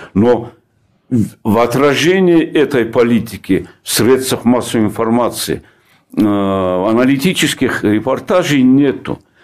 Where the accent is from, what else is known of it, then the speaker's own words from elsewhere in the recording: Dagestan, Russia; в моем родном крае